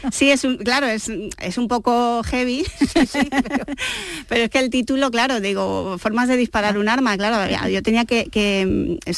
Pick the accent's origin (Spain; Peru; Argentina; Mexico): Spain; Seville, Andalusia; accent: andaluz; Cuando salgo de Andalucía, nadie, nadie, nadie jamás en la vida me dice, ah, pero eres sevillana.